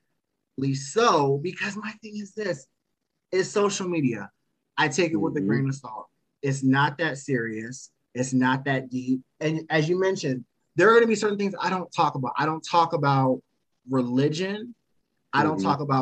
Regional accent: Potomac, Maryland, United States; I'm from Maryland, so I actually am from the Potomac area. So etiquette has always been ingrained in myself and my upbringing.

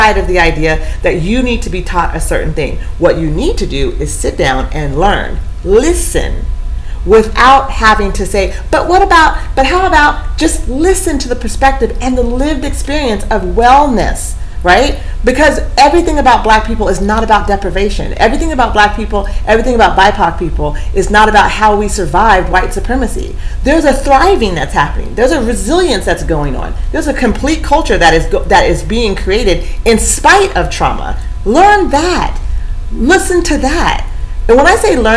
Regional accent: Eugene, Oregon, United States; I grew up in Eugene

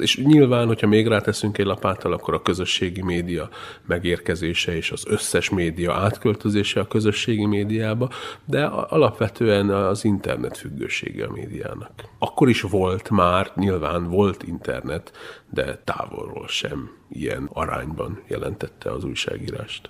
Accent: Transylvania, Romania; first language Hungarian; én egy szorvány vidékről származom, én egyszerre tanultam meg a két nyelvet

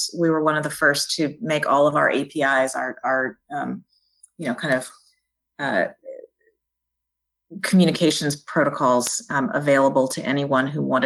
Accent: Jackson, Mississippi, United States; also born or lived in Washington, D.C. / New Haven, Connecticut; now in Birmingham, United States; I grew up in Jackson, Mississippi

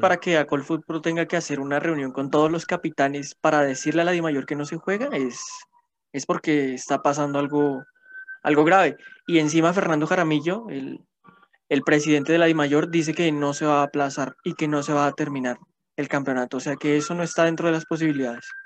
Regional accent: Colombia; also born or lived in Bogotá; tenemos como ciudadanos y como colombianos

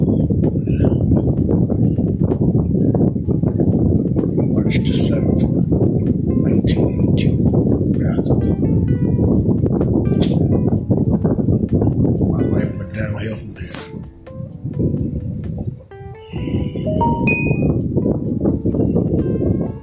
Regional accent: Baltimore, Maryland, United States; I grew up in Baltimore City, Birdland

